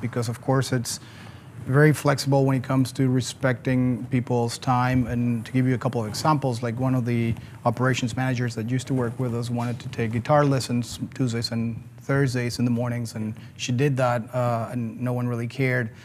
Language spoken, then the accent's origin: English; Mexico City, Mexico; moved away as an adult; also born or lived in Philadelphia, United States; now in Atlanta, United States; I'm originally from Mexico City